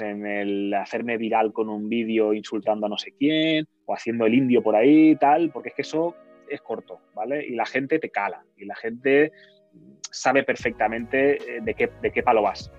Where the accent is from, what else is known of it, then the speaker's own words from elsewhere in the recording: Sabadell, Catalonia, Spain; yo soy de Sabadell